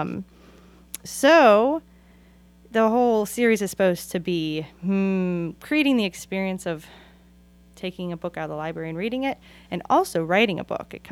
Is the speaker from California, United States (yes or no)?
yes; Oakland, California, United States; also born or lived in Pittsburgh; And that's why I always say welcome to Oakland because I'm from Oakland and Pittsburgh